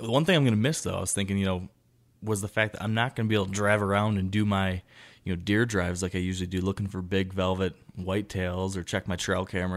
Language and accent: English; Michigan, United States; born or raised there